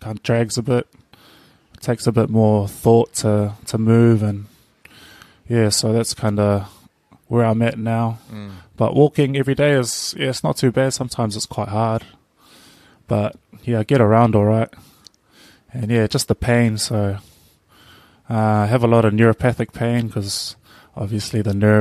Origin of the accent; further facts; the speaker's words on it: Auckland, New Zealand; moved away as an adult; also born or lived in Invercargill, New Zealand; now in Cook Islands; growing up in Auckland City